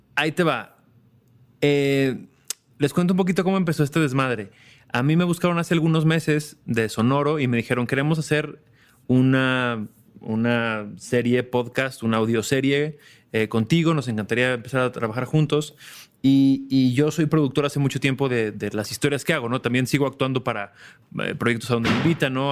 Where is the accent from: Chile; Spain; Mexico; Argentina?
Mexico; Es como mexicanos